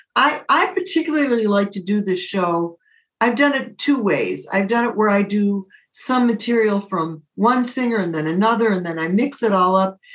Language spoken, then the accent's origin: English; Detroit, Michigan, United States; also born or lived in Southfield, Michigan / Birmingham, Michigan / Ferndale, Michigan; I was born and raised in the city of Detroit, and I grew up in Southfield, Michigan.